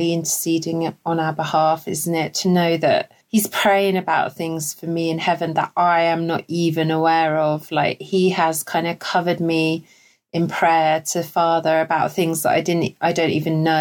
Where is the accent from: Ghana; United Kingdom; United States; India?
United Kingdom; We're so British